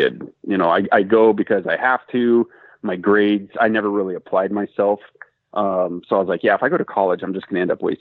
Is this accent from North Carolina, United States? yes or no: no; Washington, United States; also born or lived in California; when my dad retired from LAPD, I think 22 years, we moved up to Washington State. And I finished elementary school, middle school, high school, all that stuff